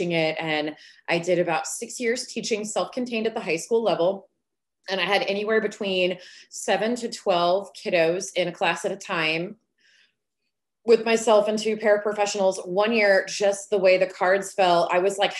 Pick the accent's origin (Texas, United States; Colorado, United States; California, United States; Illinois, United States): Texas, United States; Dallas; also born or lived in Oklahoma; I was born in Oklahoma. I didn't get to make that choice, but I'm here now, so don't hold it against me. I have been here since I was three, grew up in the DFW Metroplex